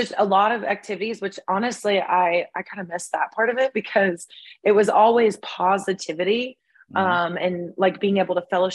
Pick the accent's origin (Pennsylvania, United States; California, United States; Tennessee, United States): Tennessee, United States; Bell Buckle; I was raised also my biggest memories, of course, were in a small town in Bellbuckle, Tennessee